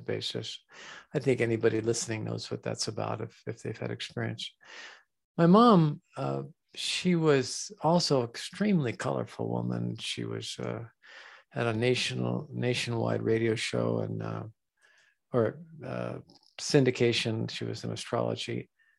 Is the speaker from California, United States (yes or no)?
yes; San Diego, California, United States; I was born in San Diego